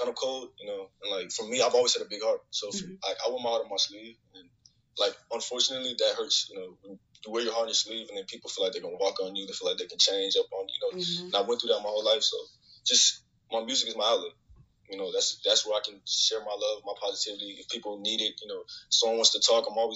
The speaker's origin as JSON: {"language": "English", "town": "Phoenix", "region": "Arizona", "country": "United States", "said": "I'm 18 and I'm from Phoenix, Arizona."}